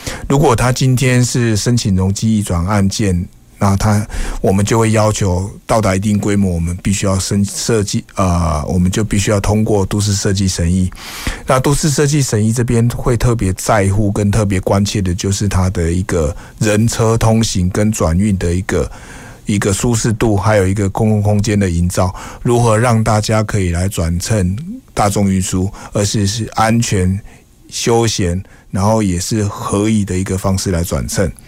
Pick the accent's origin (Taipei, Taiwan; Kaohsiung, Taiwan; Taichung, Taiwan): Kaohsiung, Taiwan; 因为我本身是土生土长的高雄人，所以对高雄一定的期许跟盼望。